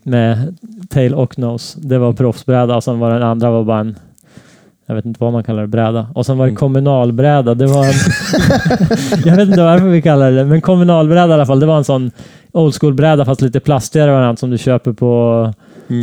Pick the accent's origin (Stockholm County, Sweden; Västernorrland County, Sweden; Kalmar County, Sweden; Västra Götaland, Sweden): Västernorrland County, Sweden; Näsåker; Jag växte upp i en liten by i Norrland som heter Näsåker